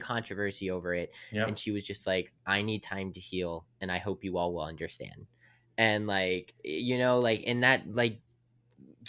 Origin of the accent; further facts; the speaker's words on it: Weirton, West Virginia, United States; I'm from Weirton, West Virginia